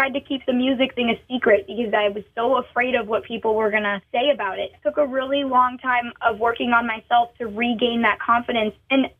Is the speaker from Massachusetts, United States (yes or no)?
yes; Massachusetts, United States; also born or lived in Nashville; so I'm not a city girl in any way, shape, or form. In fact, I get anxiety anytime I'm in a city. I grew up in Massachusetts, and I split my time between home in Massachusetts and Nashville.